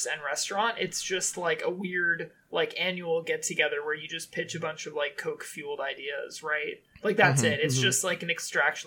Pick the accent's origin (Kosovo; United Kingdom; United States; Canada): United States; I'm an American